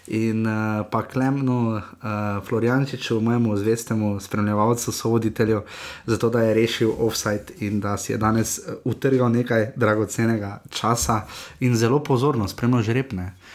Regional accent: Maribor, Slovenia; smo pač iz Maribora

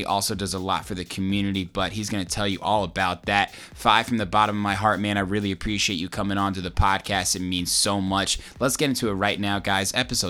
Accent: Indiana, United States; I'm from Indiana.

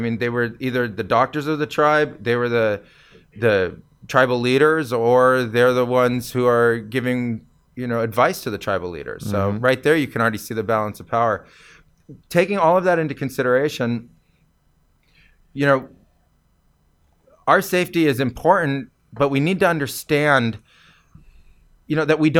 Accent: California, United States; because I came from California

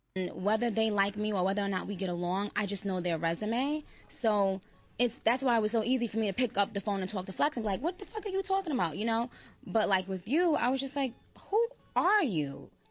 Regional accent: New York, United States; I grew up in New York

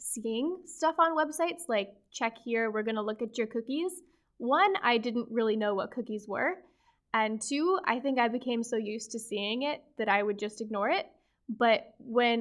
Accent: United States; my experience as an American living in the US

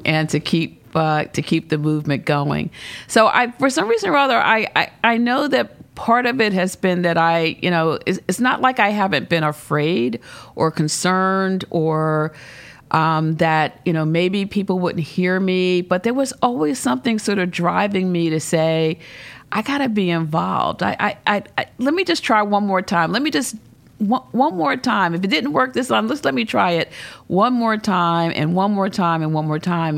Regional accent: Philadelphia, Pennsylvania, United States; also born or lived in Charlottesville, Virginia / Baltimore, Maryland / North Garden, Virginia; grew up initially in North Philadelphia, and we moved to West Philadelphia and, uh, lived there for a number of years.

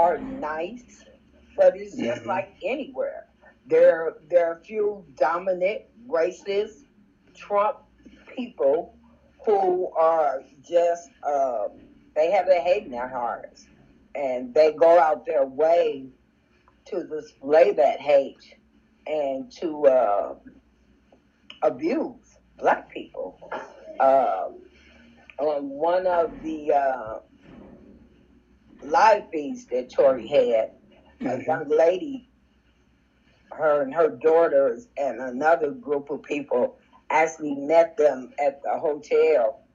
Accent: Gary, Indiana, United States; Born and raised in Gary

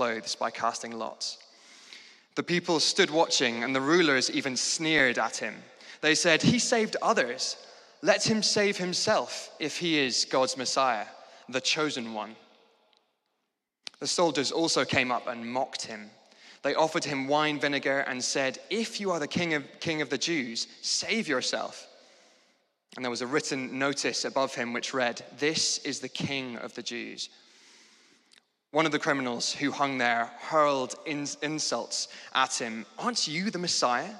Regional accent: Scotland, United Kingdom; moved away as an adult; now in London, United Kingdom; I moved to London from Scotland, which is where I grew up

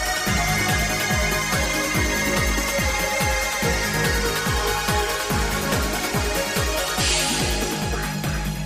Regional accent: United Kingdom; as a British guy

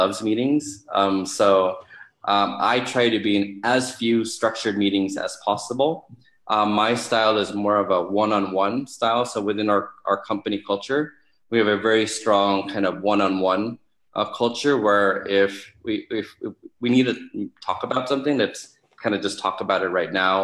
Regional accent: Philippines; as a Filipino

